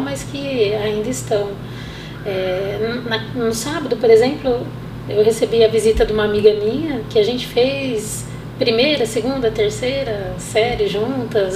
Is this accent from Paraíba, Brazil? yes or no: no; Monte Alto, São Paulo, Brazil; sou nascida em Monte Alto